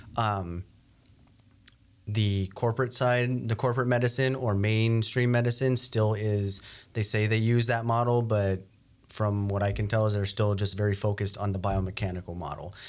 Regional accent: New Mexico, United States; moved away as an adult; now in North Dakota, United States; I grew up in New Mexico

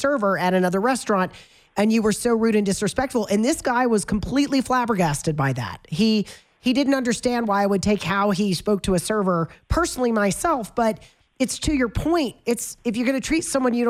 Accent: the South, United States; now in Colorado, United States; I'm from the South

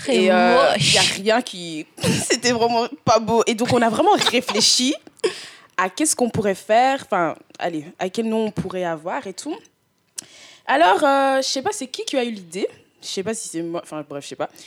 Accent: Canada; Enfin, je viens du Canada.

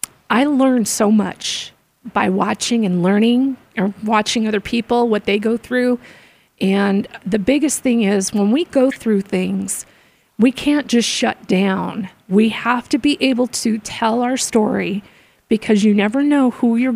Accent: Arizona, United States; also born or lived in Florida; We moved from Florida when I was 3 to Arizona

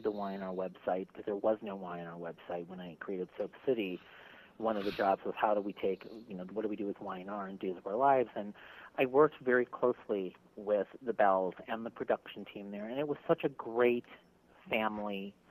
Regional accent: Milwaukee, Wisconsin, United States; moved away; I'm from Milwaukee, Wisconsin originally

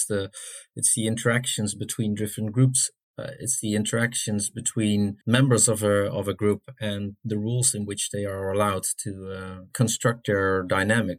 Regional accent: South Africa

